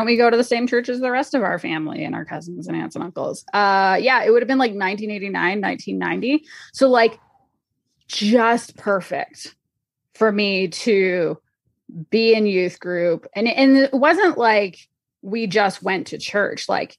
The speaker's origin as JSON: {"language": "English", "country": "Canada", "tie": "born or raised there", "said": "And so I grew up in Canada, it's called the Fellowship Baptist Fellowship."}